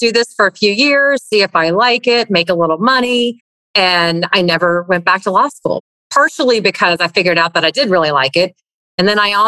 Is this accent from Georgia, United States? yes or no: yes; East Cobb, Georgia, United States; I grew up in East Cobb